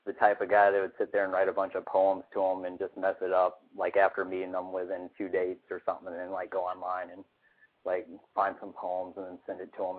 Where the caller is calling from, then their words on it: Atlanta, Georgia, United States; I'm calling from Atlanta.